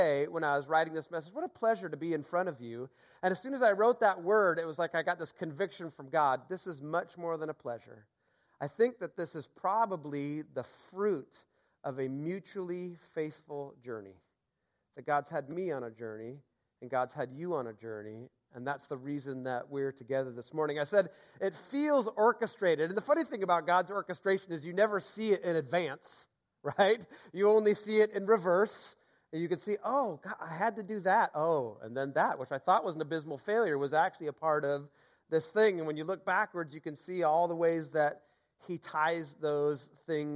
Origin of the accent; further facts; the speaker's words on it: Seattle, Washington, United States; also born or lived in Boston / Mill Creek, Washington; born and raised in Seattle